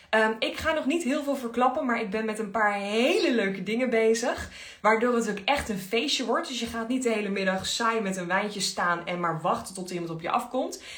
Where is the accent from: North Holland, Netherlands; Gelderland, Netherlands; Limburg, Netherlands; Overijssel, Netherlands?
Overijssel, Netherlands; Enschede; Ik kom helemaal uit Enschede.